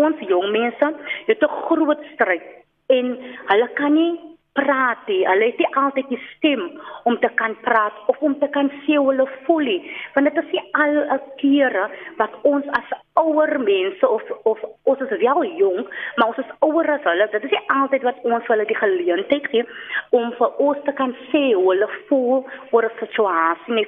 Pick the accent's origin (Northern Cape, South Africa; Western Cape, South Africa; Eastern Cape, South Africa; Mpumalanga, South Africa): Western Cape, South Africa; Cape Town; Ek is van Oceanview hier in die diep suide